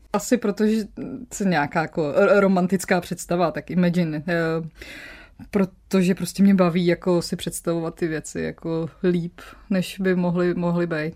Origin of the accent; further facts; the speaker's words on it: Ústí nad Labem, Ústí nad Labem Region, Czechia; moved away as an adult; also born or lived in Pardubice; now in Copenhagen, Denmark; já jsem vlastně ústečák. Když narodila jsem se v Pardubicích, ale asi od tří let žiju v Ústí nad mm Labem, takže vlastně Ústí je moje město, protože tak dětství si vlastně pamatuju jako z Ústí.